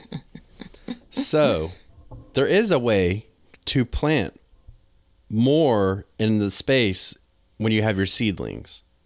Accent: North Carolina, United States; moved away as an adult; now in New England, United States; I'm from North Carolina

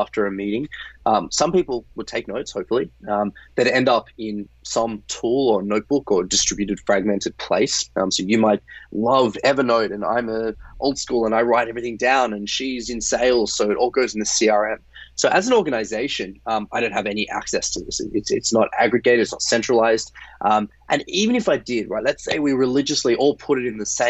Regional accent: Australia; moved away; I'm originally Australian

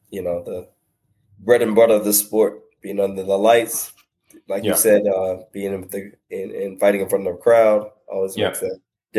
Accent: Sumter, South Carolina, United States; now in North Carolina, United States; Born and raised. Yeah, born and raised in Sumter, actually.

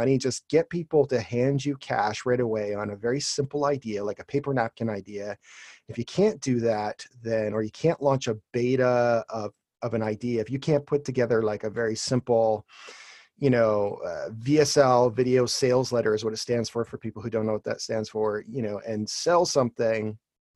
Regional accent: Toronto, Ontario, Canada; I'm actually from Toronto, Canada.

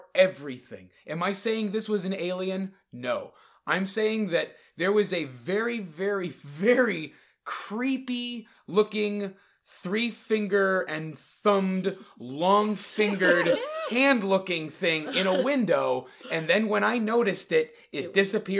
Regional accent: Connecticut, United States; I'm from Connecticut.

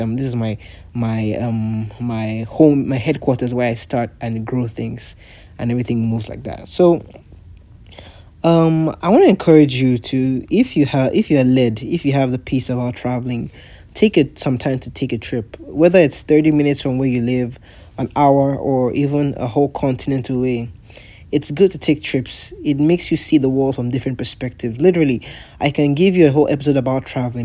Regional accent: Warri, Delta, Nigeria; moved away as an adult; also born or lived in San Antonio, Texas, United States; I grew up in Warri. I was born in Warri. I was raised in Warri. I did primary and secondary school in Warri.

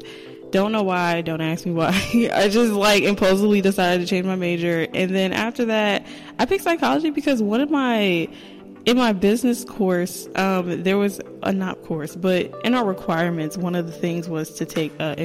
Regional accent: New Jersey, United States; also born or lived in Delaware; I'm from New Jersey, but I went to college at Delaware State University

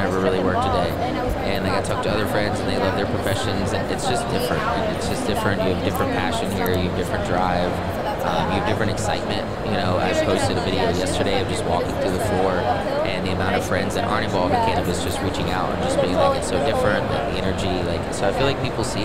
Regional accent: Virginia, United States; moved away as an adult; also born or lived in Colorado; originally, I'm from Virginia, so born and raised on the East Coast.

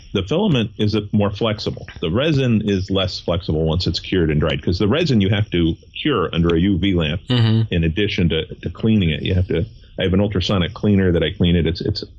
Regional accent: Connecticut, United States; I'm from Connecticut. We have hills. There's almost nothing flat here.

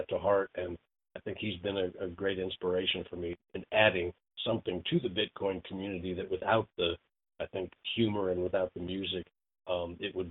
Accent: Indiana, United States; we're both from Indiana. We're both Hoosiers.

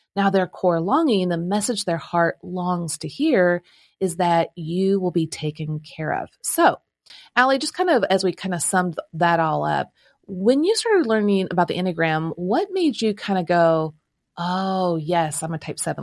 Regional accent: Midwest, United States; now in Nashville, United States; I'm from the Midwest

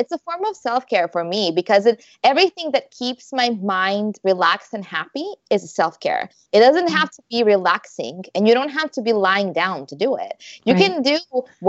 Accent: Croatia; moved away as an adult; also born or lived in Malaga, Spain; my husband and I, we're both from Croatia. And before we moved here, we lived in Spain.

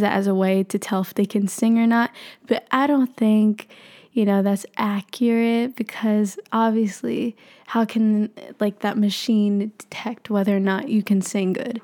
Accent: Philippines; I'm Filipino

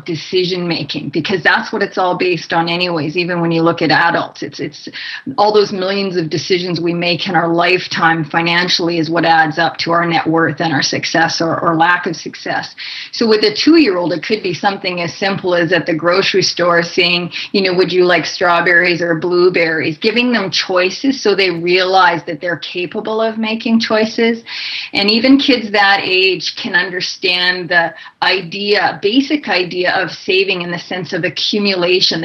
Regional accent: Canada; now in United States; I'm originally from Canada

